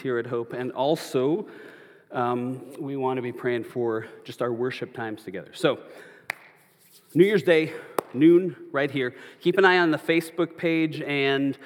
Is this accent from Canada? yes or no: no; Minnesota, United States; now in Arizona, United States; where I grew up in Minnesota